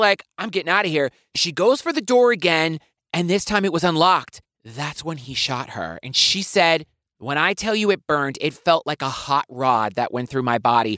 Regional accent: the South, United States; I'm from the South.

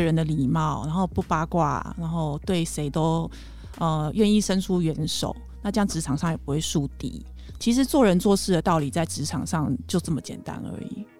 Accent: Taiwan; 我们台湾人

